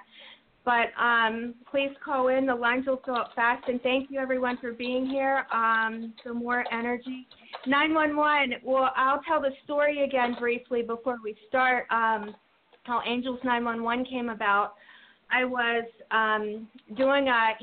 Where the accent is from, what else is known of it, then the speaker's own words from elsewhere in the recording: near Pittsburgh, Pennsylvania, United States; moved away; I'm also from Pennsylvania, too, originally by Pittsburgh.